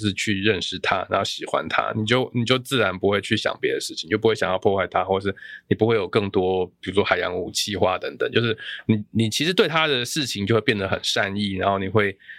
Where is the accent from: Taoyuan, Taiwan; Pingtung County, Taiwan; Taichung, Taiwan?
Taichung, Taiwan; 我台中人啊，所以我很清楚。